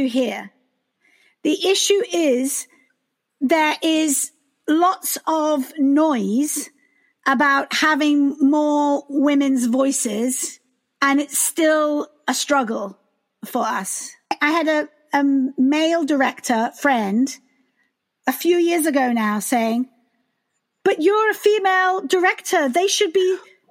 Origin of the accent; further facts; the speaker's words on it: United Kingdom; now in United States; I am British